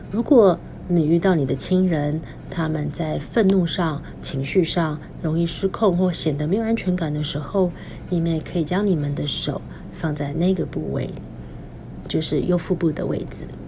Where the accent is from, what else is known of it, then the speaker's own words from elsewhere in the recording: Taiwan; 我们在台湾出生